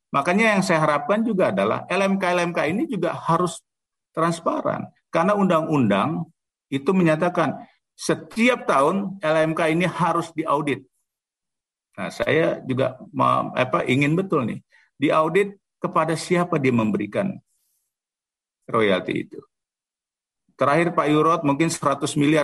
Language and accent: Indonesian; Jakarta, Indonesia; saya anak Betawi